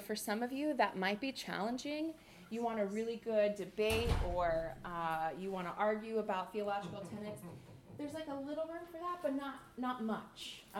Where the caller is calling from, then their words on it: Clearwater, Florida, United States; I come to you from Clearwater, Florida, which is part of Tampa Bay on the west coast. So being near the water feels really good and right to me. We don't have mountains in Florida.